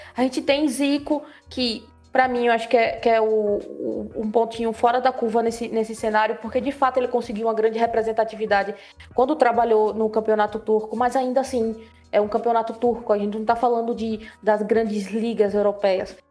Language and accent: Portuguese; Brazil; nossa vida enquanto brasileiros